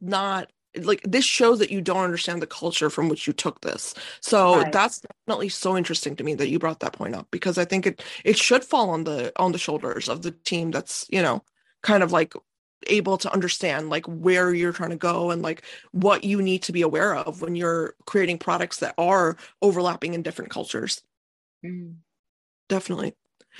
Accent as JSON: {"language": "English", "country": "India", "said": "Me being Indian, I'm looking at them like that is an oxymoron"}